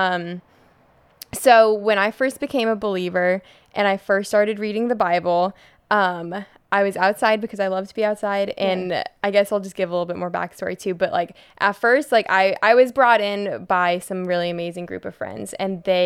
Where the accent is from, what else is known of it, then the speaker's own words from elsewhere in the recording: Colorado, United States; now in Pensacola, United States; I grew up in Colorado.